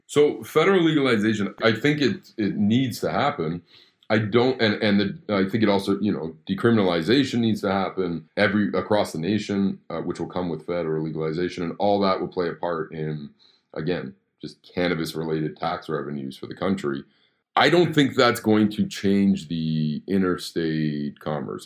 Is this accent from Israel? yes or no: no; Canada; I'm born and raised in Canada